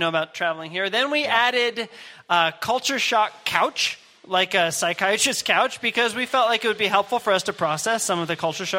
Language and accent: English; Washington, District of Columbia, United States; now in Russia; Where I'm from Washington, D.C. in the U.S.